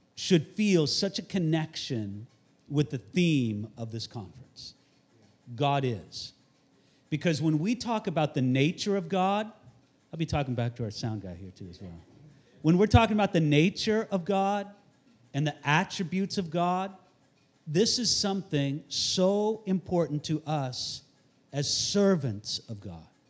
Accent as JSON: {"language": "English", "town": "Santa Barbara", "region": "California", "country": "United States", "said": "I'm from Santa Barbara, California"}